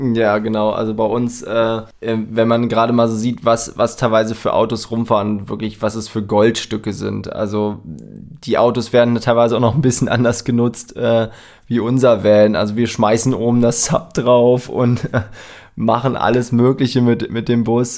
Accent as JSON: {"language": "German", "country": "Germany", "said": "wir kommen aus Deutschland"}